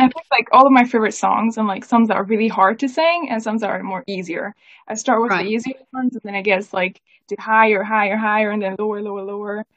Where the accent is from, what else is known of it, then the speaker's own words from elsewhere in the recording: Scotland, United Kingdom; also born or lived in Hungary; I grew up in Scotland